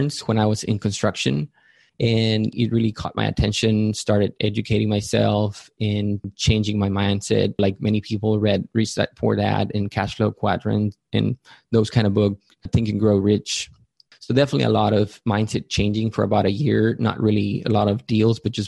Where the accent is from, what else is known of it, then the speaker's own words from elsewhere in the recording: Matamoros, Tamaulipas, Mexico; moved away as an adult; also born or lived in Mérida, Yucatán, Mexico; now in San Antonio, United States; I'm from Mérida, Yucatán in Mexico. I grew up in Matamoros, Tamaulipas, which is also in Mexico